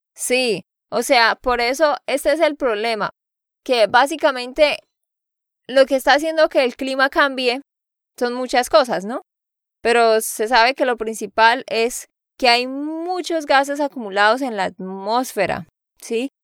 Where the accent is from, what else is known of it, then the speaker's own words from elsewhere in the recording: Santander, Colombia; de Santander, Colombia.